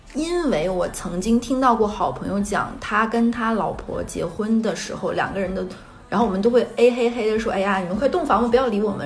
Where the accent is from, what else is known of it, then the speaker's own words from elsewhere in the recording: Northeast China, China; moved away as an adult; now in Shanghai, China; 在我老家东北，就是一个五线城市